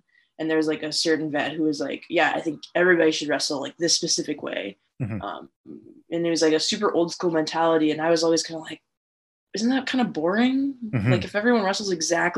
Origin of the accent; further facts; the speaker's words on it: Wisconsin, United States; now in Minnesota, United States; I'm from Wisconsin originally